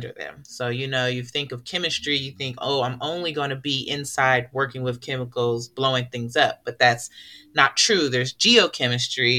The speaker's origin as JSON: {"language": "English", "town": "Oakland", "region": "California", "country": "United States", "said": "I'm from Oakland, California"}